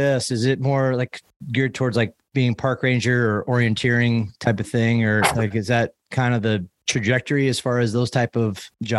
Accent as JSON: {"language": "English", "region": "Midwest", "country": "United States", "tie": "born or raised there", "also_born_or_lived": "Boulder", "moved": "as an adult", "said": "I grew up in the Midwest where there's just nothing as far as educate, like type of majors"}